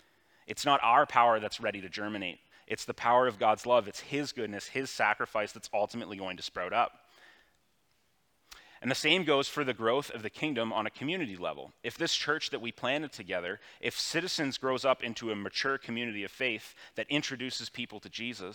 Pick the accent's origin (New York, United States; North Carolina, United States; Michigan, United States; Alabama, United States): New York, United States; Elmira; it's a world that I've kind of always known growing up in Elmira at an arm's length